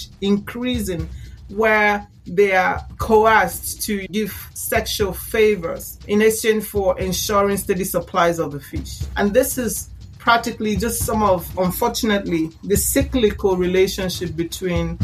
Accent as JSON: {"language": "English", "country": "Nigeria", "said": "I am Nigerian"}